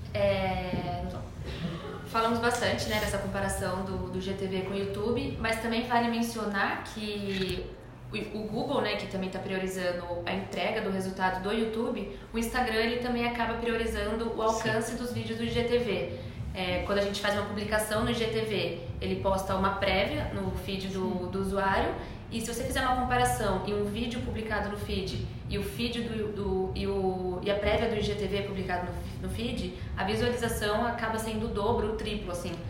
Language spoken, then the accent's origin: Portuguese; Brazil; accent: interior (caipira); Interior. E é interior.